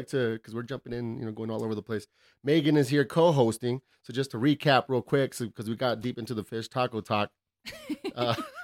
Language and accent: English; El Paso, Texas, United States; moved away; that's where I'm from